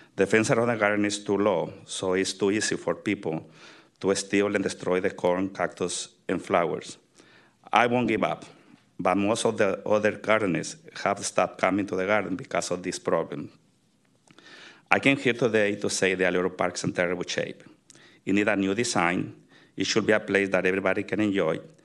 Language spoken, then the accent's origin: English; Tamazula, Jalisco, Mexico; now in San Francisco, United States; I grew up in Tamazula, Mexico, in the state of Jalisco